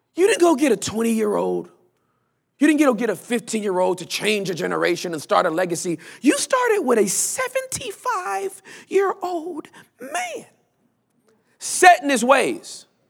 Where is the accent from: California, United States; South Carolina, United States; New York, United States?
California, United States; Los Angeles; also born or lived in Inglewood, California / West Covina, California; now in Texas, United States; I grew up in, in, in, in, uh, uh, uh, Southern Los Angeles